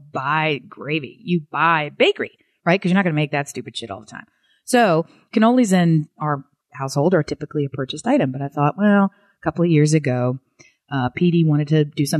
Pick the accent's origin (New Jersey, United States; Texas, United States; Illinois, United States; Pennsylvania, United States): Pennsylvania, United States; Philadelphia; I'm from Philadelphia